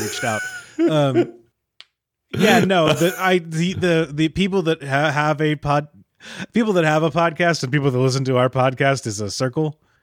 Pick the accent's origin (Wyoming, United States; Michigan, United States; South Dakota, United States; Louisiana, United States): Michigan, United States; I'm from Michigan